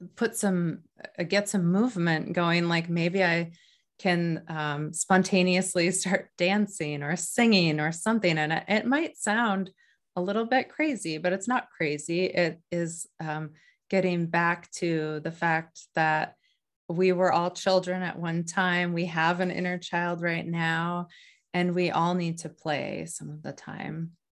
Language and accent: English; North Dakota, United States; now in New Hampshire, United States; I grew up in North Dakota